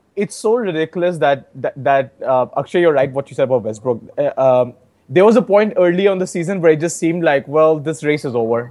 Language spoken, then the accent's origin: English; Varanasi, Uttar Pradesh, India; my home state of Uttar Pradesh